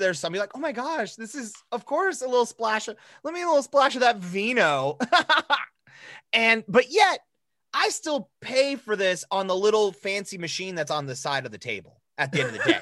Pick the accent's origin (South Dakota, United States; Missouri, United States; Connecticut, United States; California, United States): South Dakota, United States; Rapid City; I grew up in Rapid City, South Dakota